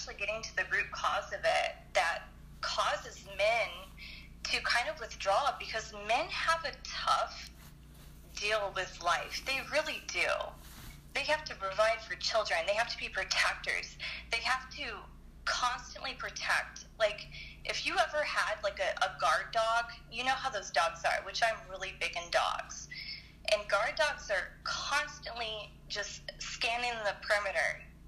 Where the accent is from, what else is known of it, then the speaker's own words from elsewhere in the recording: Detroit, Michigan, United States; also born or lived in Anaheim; I was born in Anaheim, and then I moved to Detroit, and it was just not a good place for a kid to grow up, and then I moved out here